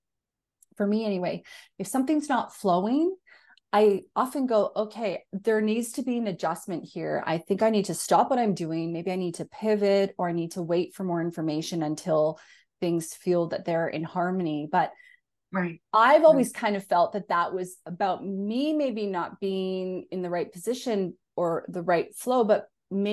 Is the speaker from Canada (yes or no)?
yes; Northern Canada, Canada; moved away as an adult; now in Australia; I'm a Canadian who grew up in Northern Canada and I live in Australia and I've been here for 10 years